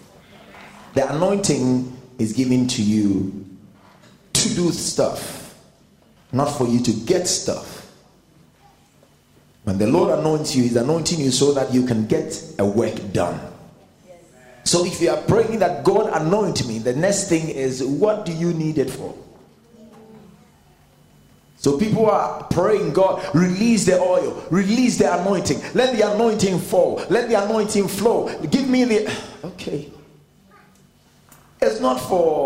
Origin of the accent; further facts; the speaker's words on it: Ghana; I am not an Englishman. Never. I mean, I am a Ghanaian